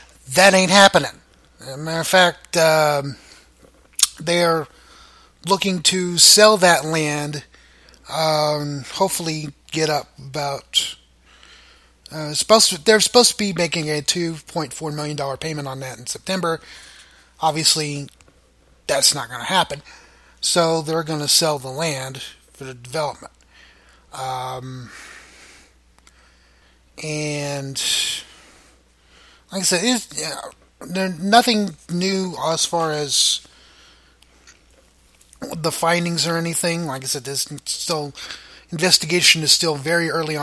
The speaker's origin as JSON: {"language": "English", "town": "Muskogee", "region": "Oklahoma", "country": "United States", "tie": "born or raised there", "said": "I was born in Muskogee"}